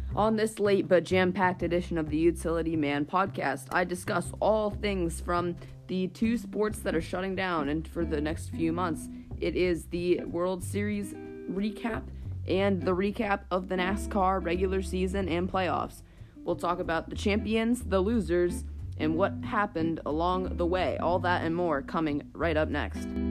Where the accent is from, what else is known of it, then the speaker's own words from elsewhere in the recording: Pittsburgh, Pennsylvania, United States; my hometown team, my favorite team since I was like a little kid, the Pittsburgh Penguins.